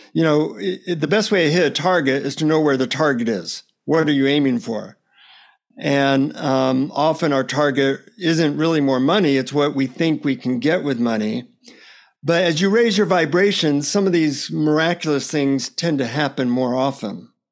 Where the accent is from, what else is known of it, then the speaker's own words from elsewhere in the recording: United States; from the United States.